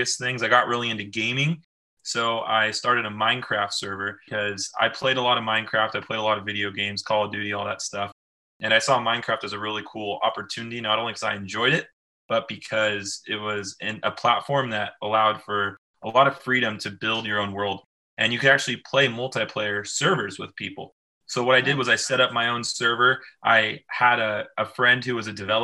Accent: Moorpark, California, United States; I grew up in a small town called Moore Park, California, 66 miles outside of Los Angeles

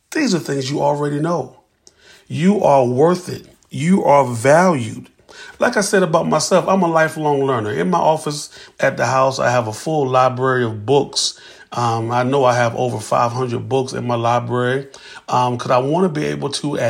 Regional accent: Columbia, South Carolina, United States; from Columbia, South Carolina

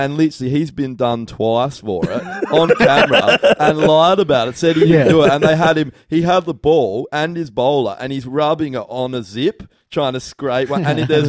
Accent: Australia

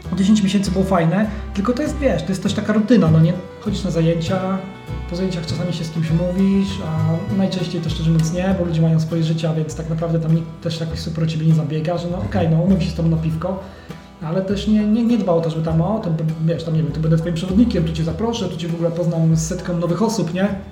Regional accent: Poland; my jesteśmy z Polski

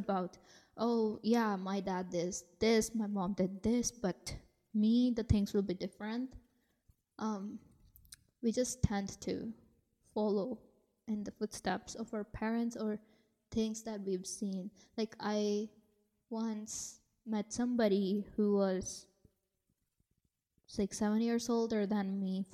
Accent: India; me being born and raised in India

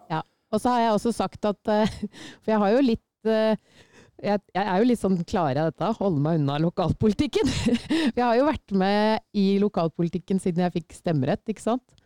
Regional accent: Sylling, Buskerud, Norway; kommer jeg fra Sylling

